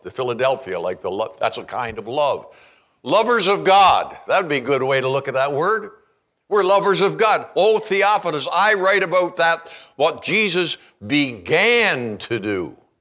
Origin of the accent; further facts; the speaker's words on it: Canada; now in Kalispell, United States; I'm a Canadian.